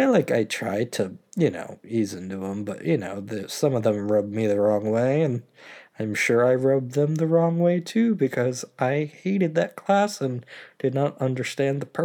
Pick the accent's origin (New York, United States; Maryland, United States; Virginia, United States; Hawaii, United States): Maryland, United States; being back from college in my hometown